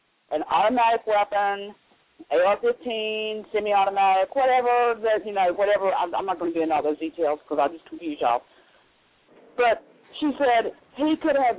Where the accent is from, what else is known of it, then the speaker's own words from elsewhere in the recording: the Carolinas, United States; moved away; I'm from the Carolinas originally